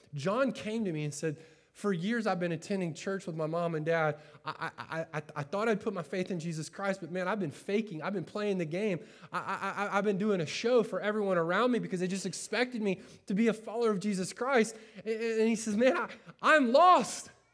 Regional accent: Winter Haven, Florida, United States; moved away; also born or lived in Chicago; I grew up in Winter Haven, Florida

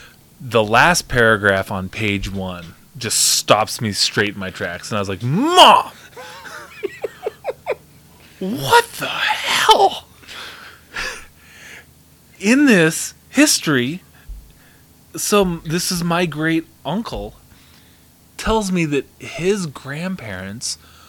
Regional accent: Shelby, Montana, United States; I'm from Shelby.

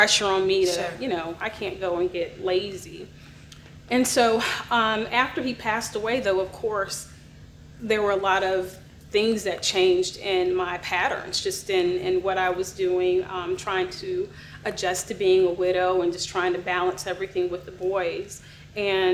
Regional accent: Gainesville, Florida, United States; now in Dallas, United States; I'm from Gainesville, Florida.

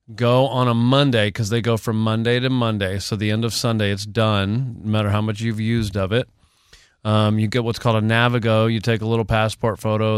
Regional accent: Texas, United States; I'm from the South. I've lived in Texas most of my life

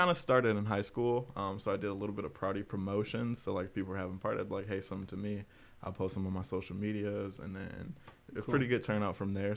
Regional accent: Detroit, Michigan, United States; also born or lived in Ohio; now in Lansing, United States; I'm originally from Detroit, okay. West side of Detroit. That's where I grew up pretty much my whole life until fifth grade. I was a little bit back and forth in Ohio, too.

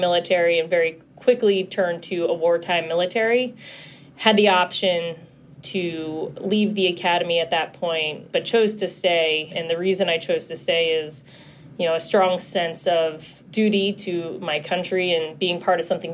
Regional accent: Philadelphia, Pennsylvania, United States; I'm born and raised in Philly

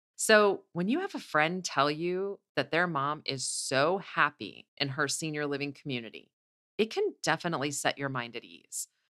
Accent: Midwest, United States; I'm from the Midwest, so I'm a hugger

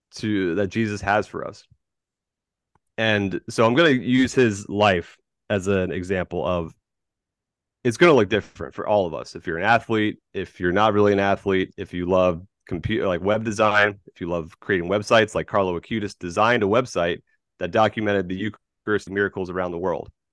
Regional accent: Tampa, Florida, United States; moved away as an adult; also born or lived in California; I am a Florida man. born and raised in Tampa Bay.

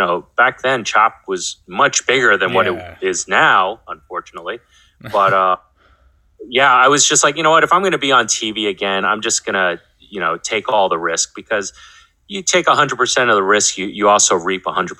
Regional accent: East Coast, United States; very different from my experiences growing up on the East Coast.

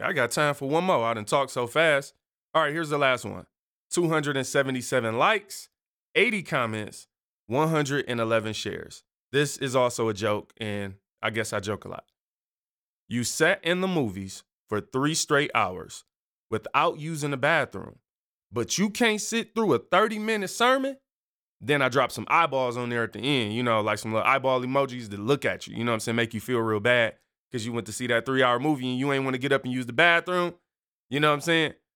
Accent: Michigan, United States; I'm from Michigan.

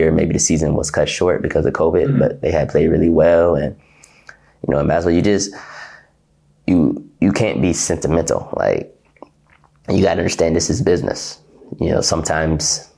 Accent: Ohio, United States; moved away as an adult; now in Russia; I'm from Ohio

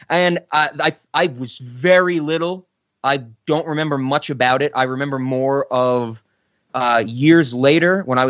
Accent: New York, United States; growing up in New York

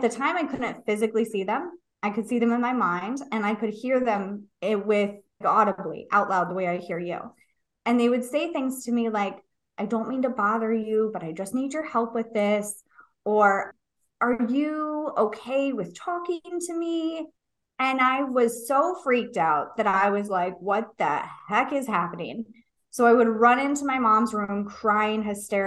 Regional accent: San Diego, California, United States; I grew up in San Diego

